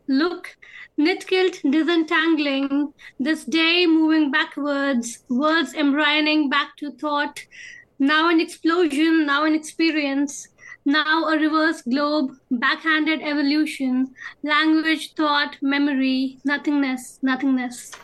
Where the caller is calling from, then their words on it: Scotland, United Kingdom; I'm calling in from Scotland